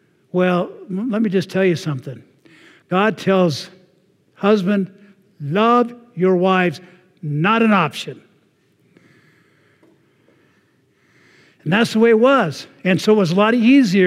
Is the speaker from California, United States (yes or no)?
yes; Anaheim, California, United States; I grew up in Anaheim. I was there before Disney was